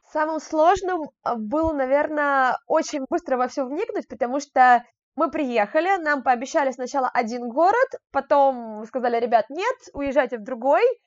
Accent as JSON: {"language": "Russian", "region": "Moscow", "country": "Russia", "said": "сама я из Москвы"}